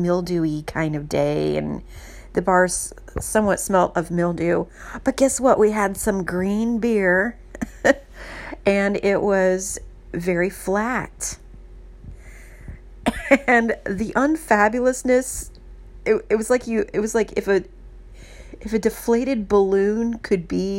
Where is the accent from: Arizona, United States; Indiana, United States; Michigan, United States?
Indiana, United States; Indianapolis; also born or lived in Texas; now in San Francisco, United States; Growing up in the Midwest, before I moved to Texas, there was a St. Paddy's Day parade every year in Indianapolis